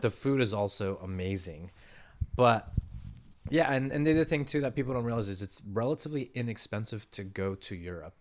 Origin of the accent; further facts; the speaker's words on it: San Diego, California, United States; I was born and raised here in San Diego